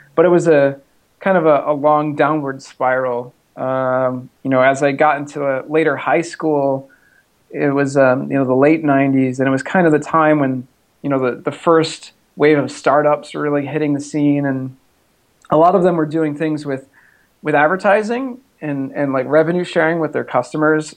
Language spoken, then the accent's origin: English; Massachusetts, United States; now in Texas, United States; I grew up in the Northeast, uh, in Massachusetts, in a small town